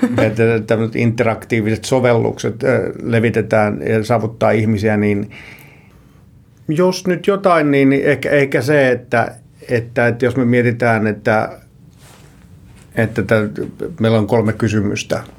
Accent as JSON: {"language": "Finnish", "town": "Tampere", "region": "Pirkanmaa", "country": "Finland", "tie": "born or raised there", "said": "Alun perin mä oon Tampereelta ja siellä kouluni käynyt"}